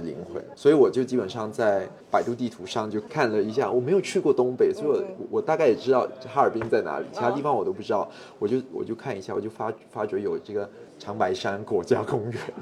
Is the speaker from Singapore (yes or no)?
yes; Singapore; 我是热带地区长大的，就是常年温度二十四到三十二度